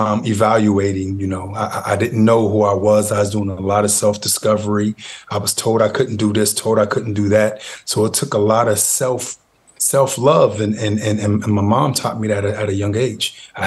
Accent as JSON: {"language": "English", "town": "Youngstown", "region": "Ohio", "country": "United States", "tie": "born or raised there", "said": "I was born and raised in Youngstown, Ohio, grew up in Westlake Projects."}